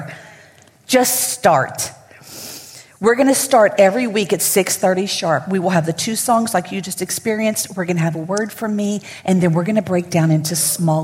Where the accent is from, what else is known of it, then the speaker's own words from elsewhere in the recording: Lafayette, Louisiana, United States; I'm born and raised in Lafayette.